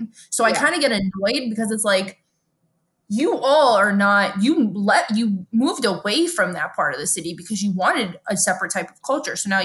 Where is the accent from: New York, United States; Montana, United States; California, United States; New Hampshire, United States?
New York, United States; New York City; I'm from Brooklyn